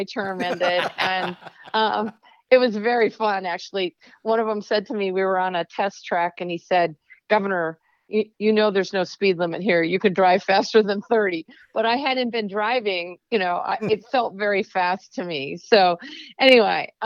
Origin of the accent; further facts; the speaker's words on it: Midwest, United States; now in Oregon, United States; I grew up in the Midwest